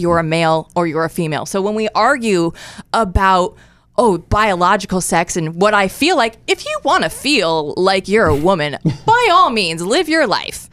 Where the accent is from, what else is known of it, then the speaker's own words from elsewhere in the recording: Iowa, United States; moved away as an adult; also born or lived in Des Moines, Iowa / Portland, Oregon / Eugene, Oregon; moved originally from Iowa, born and raised. I was a Hawkeye growing up